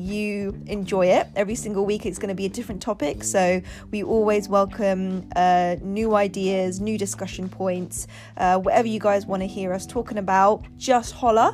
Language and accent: English; Windsor, South East England, United Kingdom; I grew up in Windsor